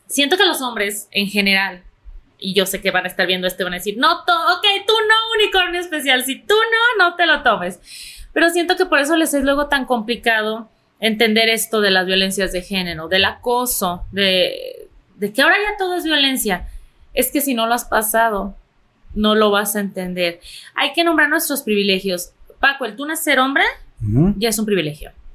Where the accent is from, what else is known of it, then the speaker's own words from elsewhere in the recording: Mexico; como buena mexicana